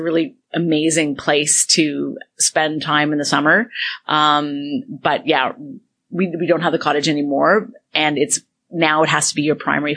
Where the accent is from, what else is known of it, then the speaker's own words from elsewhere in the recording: Toronto, Ontario, Canada; Toronto, downtown, born and raised.